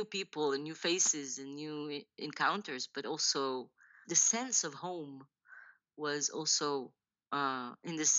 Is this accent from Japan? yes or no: no; Israel; I was born and raised in Israel to a couple of immigrants from Iran